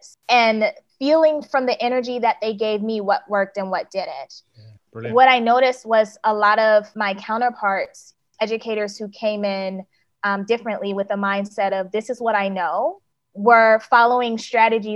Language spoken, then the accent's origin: English; United States; moved away as an adult; also born or lived in South Korea; now in Malaysia; I am in Malaysia now, but I'm American